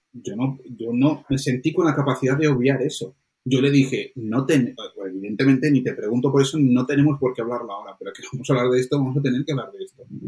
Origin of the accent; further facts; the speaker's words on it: Colombia; moved away; yo nací en Colombia